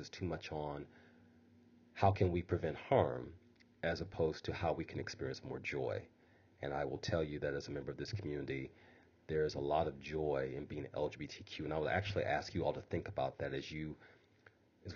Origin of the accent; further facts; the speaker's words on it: Midwest, United States; being a Midwesterner.